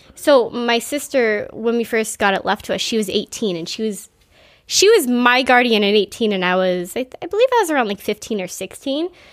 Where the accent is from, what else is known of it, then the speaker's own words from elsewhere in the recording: Quincy, Massachusetts, United States; I grew up in Squanum.